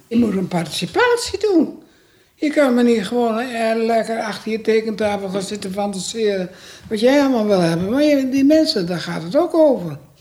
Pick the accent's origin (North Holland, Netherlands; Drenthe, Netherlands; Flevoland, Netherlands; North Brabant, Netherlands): North Holland, Netherlands; Amsterdam; moved away as an adult; Ik kwam uit Amsterdam